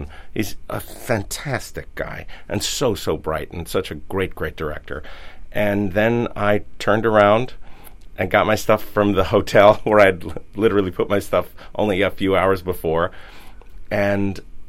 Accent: New York City, New York, United States; I'm a New Yorker

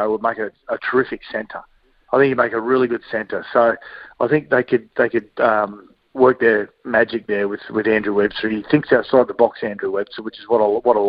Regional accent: Queensland, Australia; as a Queenslander

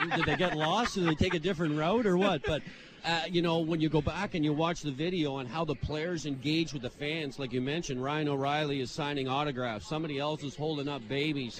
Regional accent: Port Hood, Nova Scotia, Canada; moved away; my hometown, it's only, you know, seven, eight hundred people

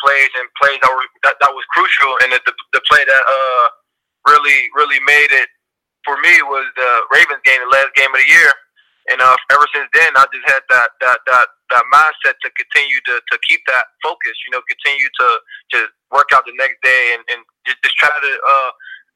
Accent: Pittsburgh, Pennsylvania, United States; moved away as an adult; also born or lived in Cincinnati; I'm from Pittsburgh

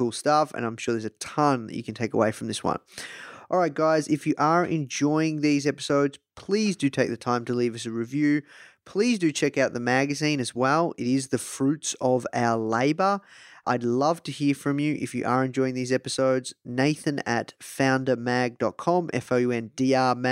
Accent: Australia; I'm from Australia

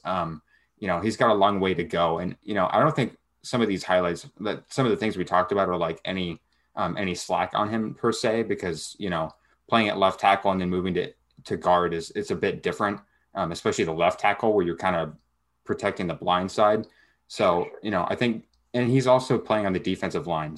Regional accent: Lacey, Washington, United States; now in Yelm, United States; me being a Washington guy, um, I'm from Lacey and I live in Yelm

